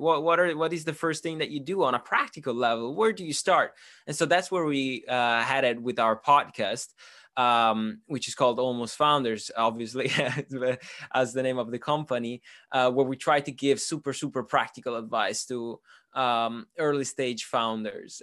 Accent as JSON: {"language": "English", "country": "Italy", "moved": "as an adult", "lives_now": "United Kingdom", "said": "I'm originally from, uh, Italy, but I'm half Swiss, half Italian."}